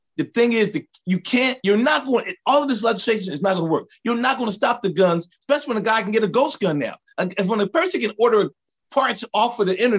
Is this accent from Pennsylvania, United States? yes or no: yes; Philadelphia, Pennsylvania, United States; now in Los Angeles, United States; I live in LA, but I'm from Philadelphia.